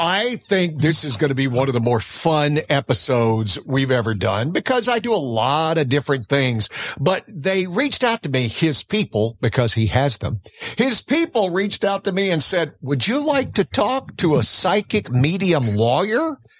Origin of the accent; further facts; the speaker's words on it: Florida-Alabama line, United States; I grew up on the Florida-Alabama line.